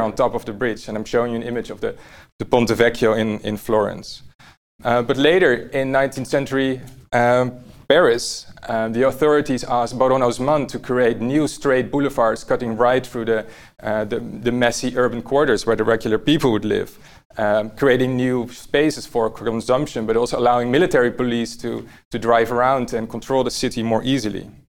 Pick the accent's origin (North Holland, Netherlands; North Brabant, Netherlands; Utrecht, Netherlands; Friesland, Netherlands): North Holland, Netherlands; Amsterdam; I was born here in Amsterdam, uh, not far from here actually.